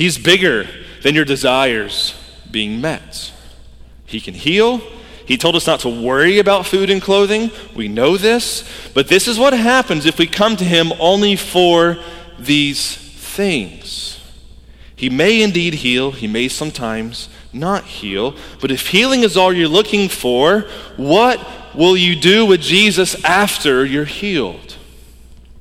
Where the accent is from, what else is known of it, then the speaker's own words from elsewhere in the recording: Georgia, United States; I grew up in Georgia